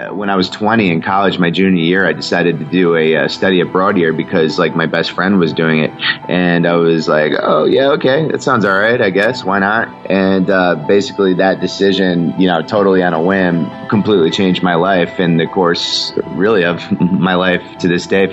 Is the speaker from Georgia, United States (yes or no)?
no; Connecticut, United States; where I grew up in Connecticut